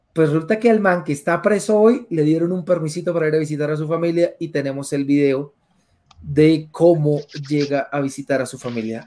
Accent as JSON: {"language": "Spanish", "country": "Colombia", "said": "como colombiano"}